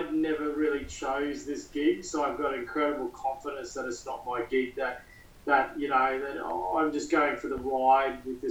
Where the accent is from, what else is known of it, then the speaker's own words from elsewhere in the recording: Queensland, Australia; As a Queenslander